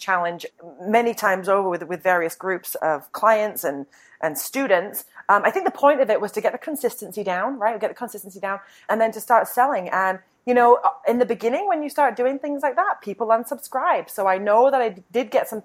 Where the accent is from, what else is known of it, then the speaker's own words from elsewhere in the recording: United Kingdom; I'm a refined British woman